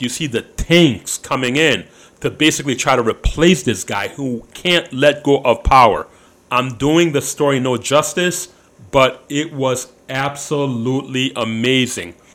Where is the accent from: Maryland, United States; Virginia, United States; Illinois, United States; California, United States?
Illinois, United States; Chicago; we're from uh, United States, Chicago